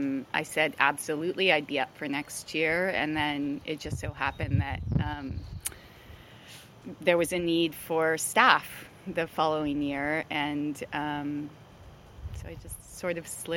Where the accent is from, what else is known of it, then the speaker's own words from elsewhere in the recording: Mendocino, California, United States; moved away; I moved back to Mendocino, my hometown, about 3 years ago